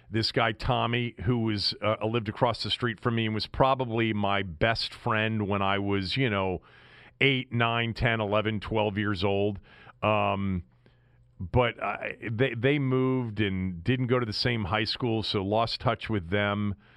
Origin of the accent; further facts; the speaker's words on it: United States; growing up sort, sort of in, in suburban Washington